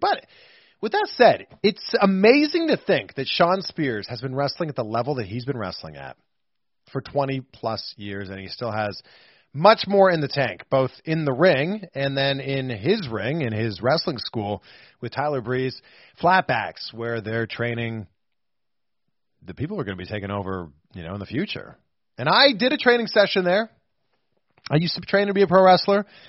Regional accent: half hour drive from Toronto, Ontario, Canada; also born or lived in Waterloo, Ontario; it was like a half hour drive from my hometown

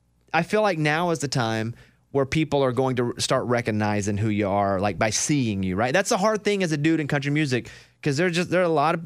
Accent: Arkansas, United States; Yeah, being from Arkansas, we'd go all up and down Louisiana playing baseball mostly.

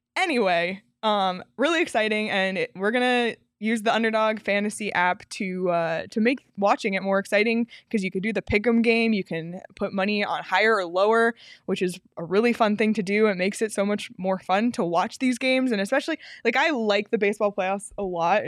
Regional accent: Toronto, Ontario, Canada; I'm from Toronto

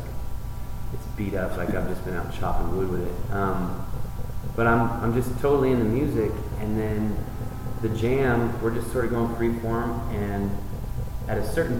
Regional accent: Ben Lomond, California, United States; I'm from the Bay Area. Yeah. Ben Lomond, mm-hmm. Santa Cruz

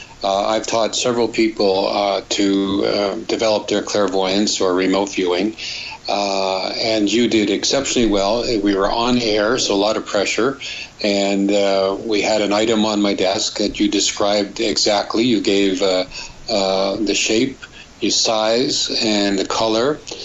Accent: Germany; now in California, United States; but I'm from Germany. I'm a medical doctor. Well, I work for NASA in California

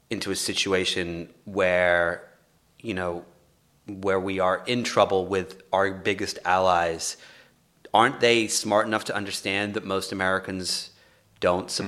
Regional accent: England, United Kingdom; now in Los Angeles, United States; I'm from England

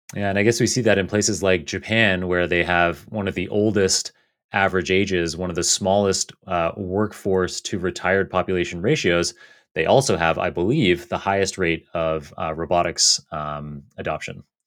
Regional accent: Canada; now in United States; growing up in Canada or living now in the U S

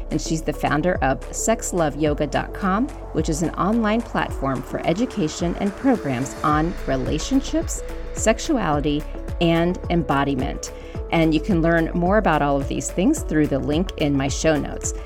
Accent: Florida, United States; I grew up in Florida. I'm the daughter of immigrants from Hungary

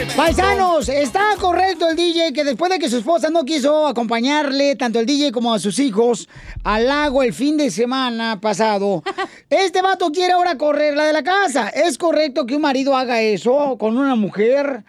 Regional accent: Sahuayo, Michoacán, Mexico; Saguay, Michoacán, donde soy yo, es bien tranquilo

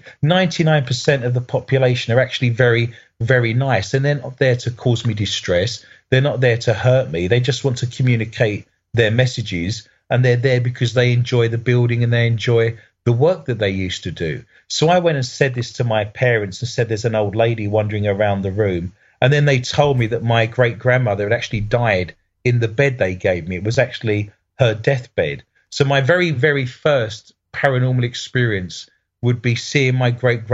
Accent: United Kingdom; as a Brit

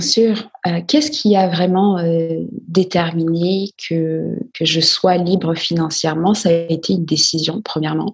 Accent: Guadeloupe; je suis originaire de, de la Guadeloupe

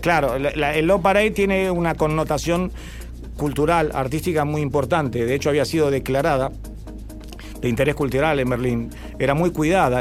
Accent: Argentina; somos argentinos

